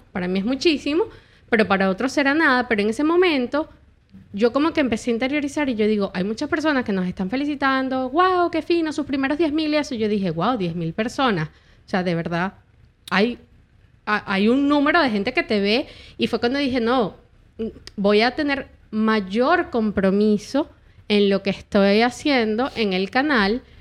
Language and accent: Spanish; Caracas, Capital District, Venezuela; moved away as an adult; also born or lived in San Fernando de Apure, Venezuela / Camaguán, Venezuela; now in United States; yo me crié en Caracas desde que tenía un añito de edad, pero yo nací en San Fernando de Apura